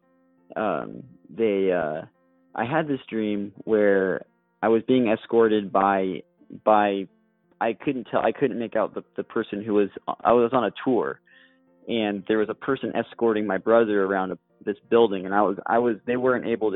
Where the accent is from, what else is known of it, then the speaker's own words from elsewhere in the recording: Corvallis, Oregon, United States; moved away; my hometown in Corvallis, Oregon